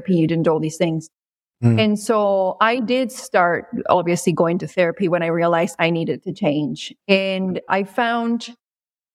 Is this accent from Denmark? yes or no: no; Peru; moved away; I grew up in Peru